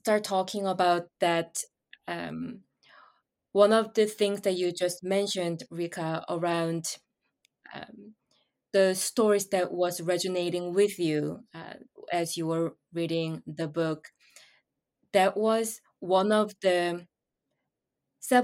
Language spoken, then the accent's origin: English; Seoul, South Korea; moved away as an adult; also born or lived in New York City; I moved to New York City from my hometown and from Seoul, Korea